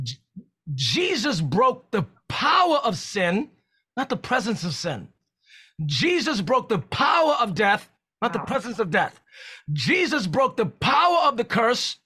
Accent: New York City, New York, United States; I'm from New York City

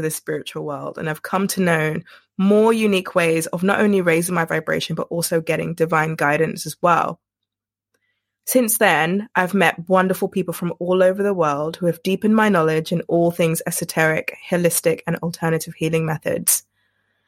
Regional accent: United Kingdom; as a British woman

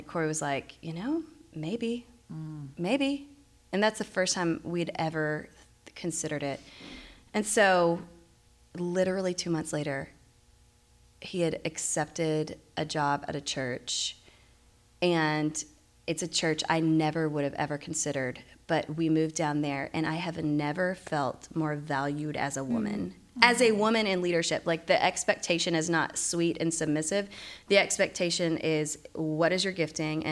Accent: Dallas, Texas, United States; moved away; also born or lived in Virginia; I'm from Dallas. I just haven't lived here for a while

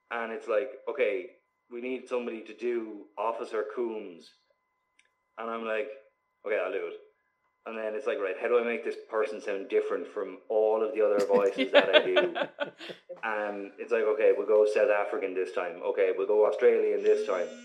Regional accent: Waterford, Munster, Ireland; That's just my accent. Like I don't have a typical Waterford accent.

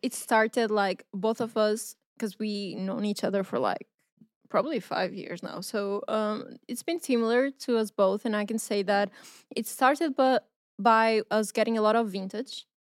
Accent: Porto, Norte, Portugal; I'm from Portugal, I'm from Porto

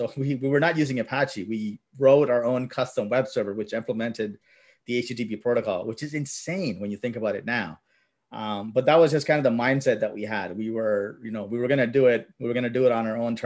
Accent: Mississauga, Ontario, Canada; English is a second language; I grew up in Mississauga. We're immigrants, so we came around late 80s, I think. Didn't know English.

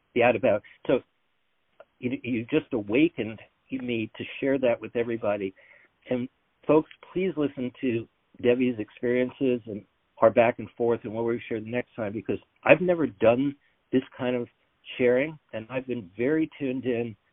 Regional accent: New York, United States; I'm from New York

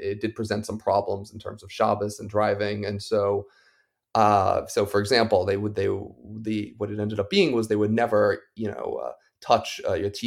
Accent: Bernardsville, New Jersey, United States; I'm from northern New Jersey. I grew up in a small little town called Bernardsville

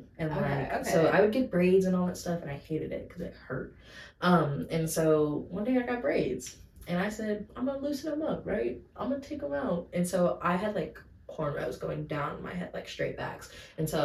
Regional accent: Fort Worth, Texas, United States; also born or lived in White Settlement, Texas; I grew up in Fort Worth

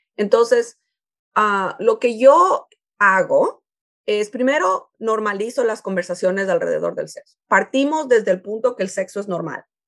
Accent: Ecuador; now in United States; yo soy de Ecuador

